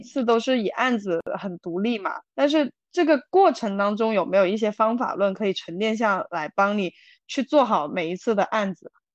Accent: China; moved away; 我以前在是大陆出生的嘛

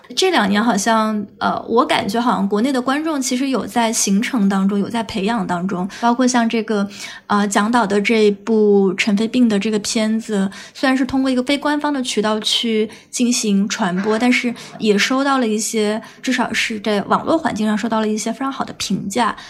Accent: Guizhou, China; 我家也是这个南方的嘛，就是我家是这个，呃，贵州的

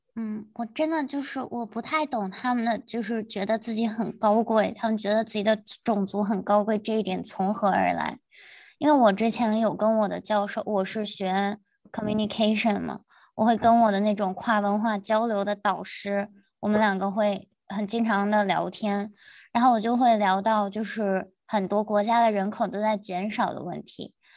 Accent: China; moved away as an adult; now in United States; 我们是中 国人

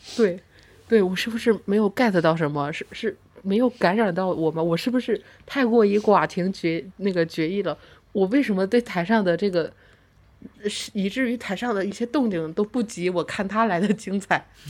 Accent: northern China, China; 我是来自北方的猛女

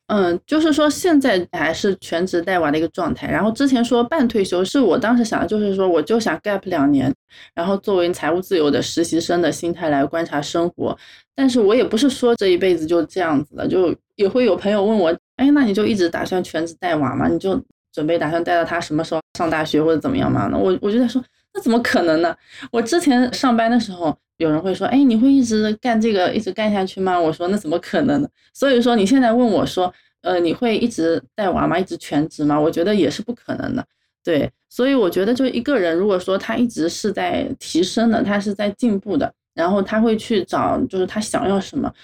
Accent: Hangzhou, Zhejiang, China; 我是杭州人，然后毕业以后呢，就在杭州定居了

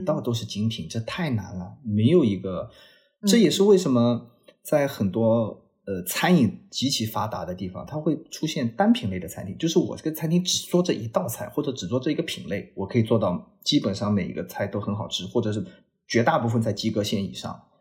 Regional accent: China; 我们中国人是追求

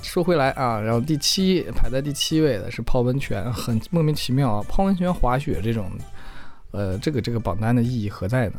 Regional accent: Jiayin, Heilongjiang, China; 自己也成长于一个叫嘉音的县城

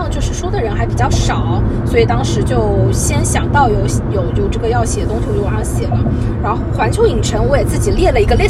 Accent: Shanghai, China; 日本很多菜，我觉得我们上海人口味还可以啊，

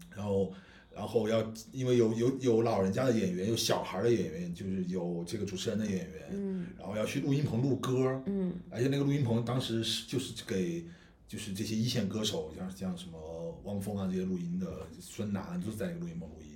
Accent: Guizhou, China; moved away; 我来从贵州这种小，小城市来的

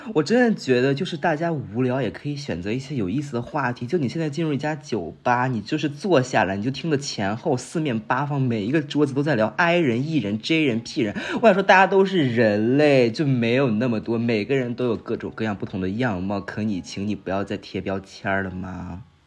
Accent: northern China, China; moved away as an adult; now in Shanghai, China; 我作为北方人啊，我在上海待了大概半年左右

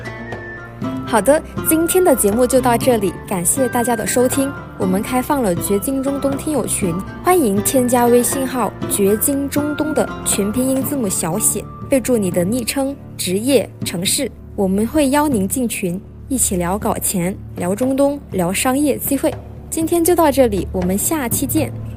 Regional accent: China; 我们是中国人

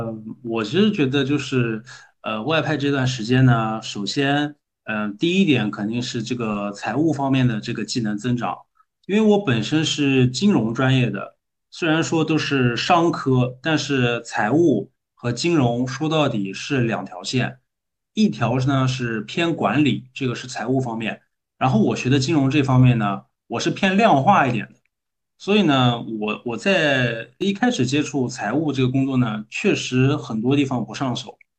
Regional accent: Nanjing, Jiangsu, China; accent: Nanjing dialect; also born or lived in Indonesia; 我们我们用南京土话叫扛把子，

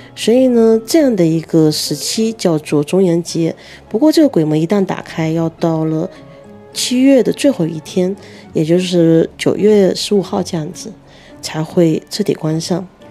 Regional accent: Fujian, China; 像我是福建的

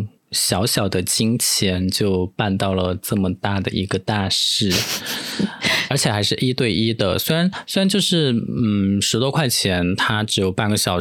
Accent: Taiwan; accent: Taiwanese; 我要在每次讲台湾腔的时候都表示一下我的立场嘛

